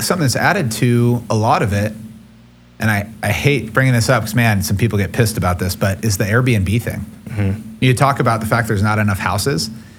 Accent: Yucca Valley, California, United States; moved away as an adult; now in Coeur d'Alene, United States; I grew up in Yucca Valley, California, right outside of Palm Springs. Yucca Valley, Joshua Tree until, well, I guess I was there for 36 years.

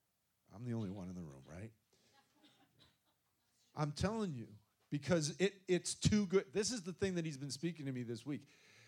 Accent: Gloucester, Massachusetts, United States; Come on, it's a rough bunch. I grew up in Gloucester. Come on, they're tough.

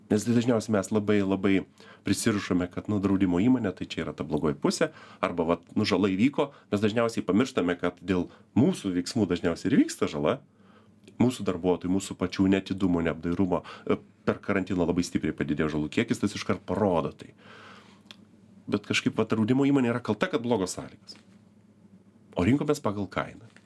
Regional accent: Lithuania; Mes visi kaip lietuviai

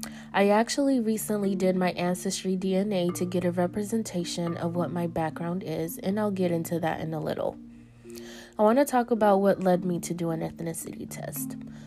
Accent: North Carolina, United States; moved to North Carolina in the late 90s. I was raised in North Carolina

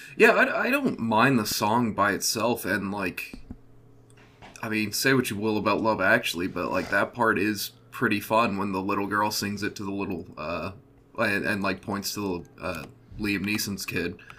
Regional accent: American heartland, Midwest, United States; I'm from the American heartland.

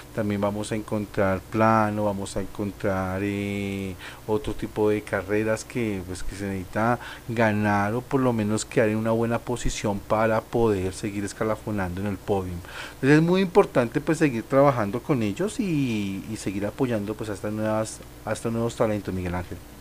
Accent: Colombia

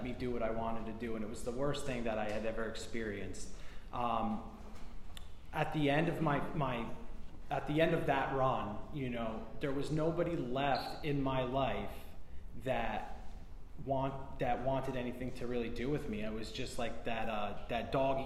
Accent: New Jersey, United States; moved away as an adult; now in Florida, United States; I'm from New Jersey originally

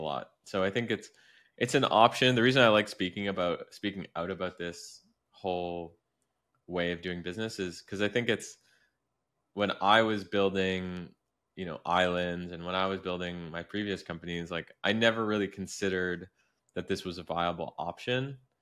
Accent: Canada; I grew up in Canada, which isn't exactly, like, New York City

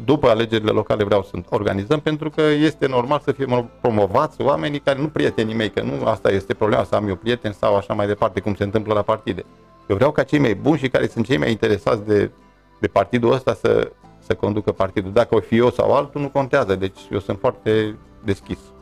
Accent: near Iernut / Luduș, Mureș County, Romania; Iernu și Ludur sunt luate în vizor pentru că sunt orașele de lângă Mureș, de lângă mine, de unde m-am născut

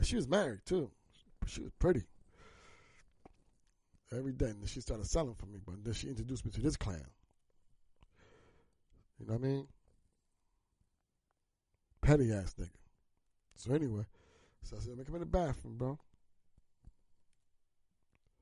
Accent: New Jersey, United States; I was from South Jersey

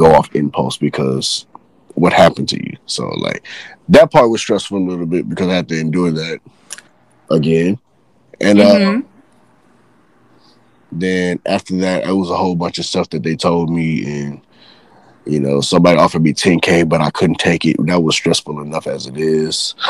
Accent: Texas, United States; I knew shootouts was real because I grew up in Guns Point, Texas

